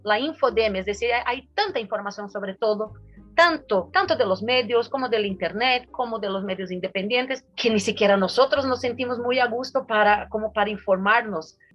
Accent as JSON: {"language": "Spanish", "country": "Brazil"}